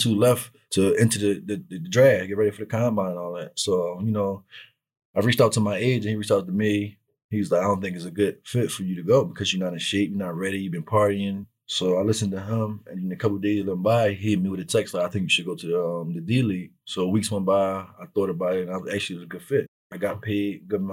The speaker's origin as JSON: {"language": "English", "town": "Philadelphia", "region": "Pennsylvania", "country": "United States", "tie": "born or raised there", "said": "I grew up in North Philly, or like around 17th and CCB Moore, across the street from Meade School."}